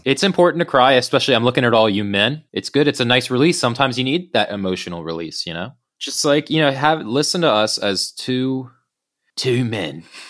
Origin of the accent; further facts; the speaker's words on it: United States; now in United Kingdom; an American who is living in, in the U K